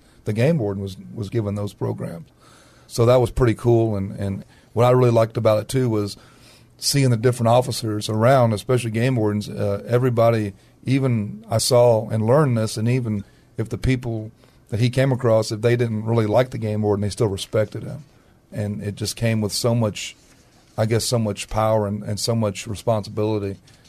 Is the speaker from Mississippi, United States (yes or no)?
no; Castroville, Texas, United States; Well, when I was growing up in Castroville, Texas, there was a game warden.